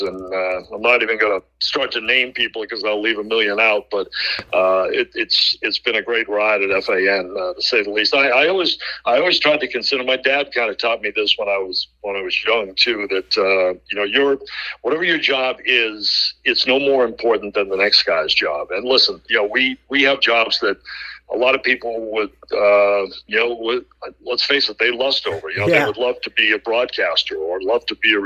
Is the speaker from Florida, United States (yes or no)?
no; Boston, Massachusetts, United States; moved away as an adult; now in New York, United States; a Bostonian in New York